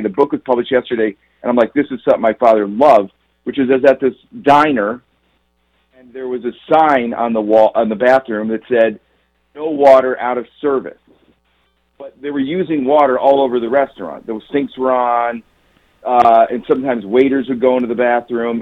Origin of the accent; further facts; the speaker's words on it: Chicago, Illinois, United States; I'm from Chicago, so sort of the high school basketball scene in Chicago in the in the 70s and 80s, where I was growing up, have, was amazing